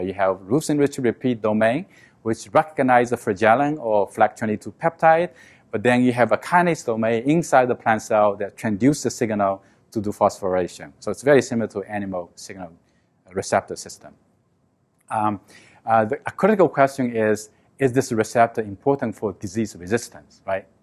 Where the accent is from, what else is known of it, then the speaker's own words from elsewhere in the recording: China; moved away; I grew up with in China. I live in a small village